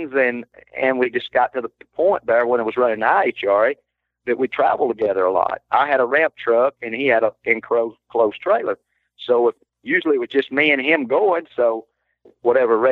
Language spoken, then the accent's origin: English; Alabama, United States; I was from Alabama.